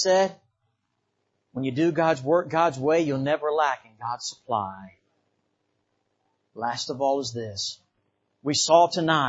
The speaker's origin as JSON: {"language": "English", "country": "Bahamas", "tie": "born or raised there", "moved": "yes", "lives_now": "United States", "said": "I didn't grow up here in the United States. I grew up in the Bahamas."}